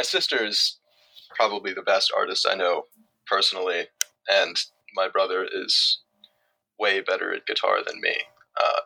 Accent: Chattanooga, Tennessee, United States; also born or lived in Davidson, North Carolina; I'm from Chattanooga, Tennessee

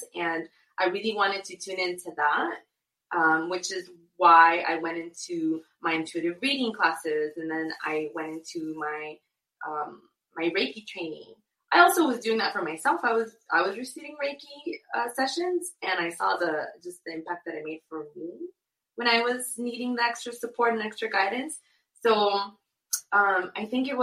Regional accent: Inglewood, California, United States; also born or lived in Guadalajara, Mexico / Santa Monica, California; I was born in Guadalajara, and I moved to Los Angeles when I was a little girl, when I was one. And I grew up in Santa Monica / Inglewood

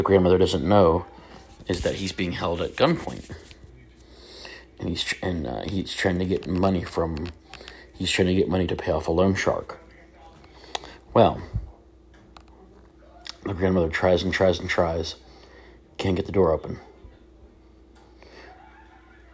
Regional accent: Virginia, United States; a church I grew up in Virginia

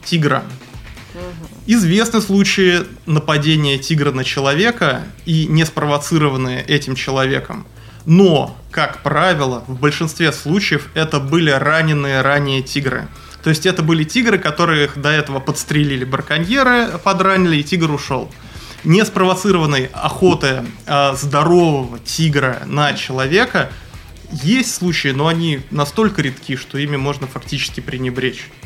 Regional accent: Moscow, Russia; now in Primorsky Krai, Russia; Нет, я не из Приморья, я приехал из Москвы. В Приморье я живу шестой год.

